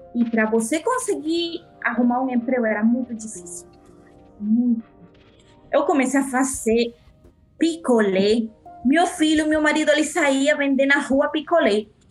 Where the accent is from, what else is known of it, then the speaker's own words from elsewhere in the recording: Ciudad Guayana, Bolívar, Venezuela; Portuguese is a second language; moved away as an adult; now in Brazil; Eu venho da cidade de Guajana.